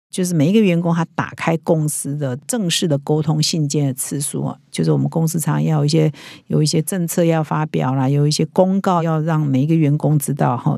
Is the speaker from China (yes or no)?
no; Taiwan; 我们台湾人